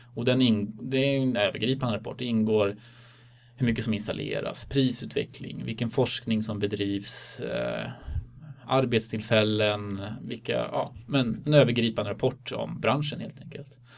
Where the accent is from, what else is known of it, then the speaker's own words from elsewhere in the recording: Stockholm, Stockholm County, Sweden; moved away; also born or lived in Uppsala; Jag är från Stockholm ursprungligen